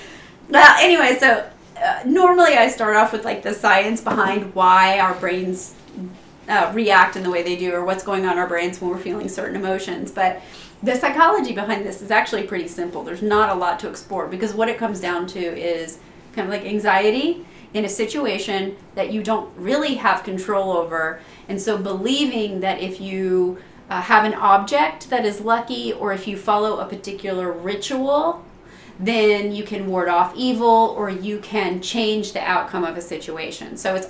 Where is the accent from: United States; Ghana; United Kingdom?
United Kingdom; England; I am, but I'm English, so right.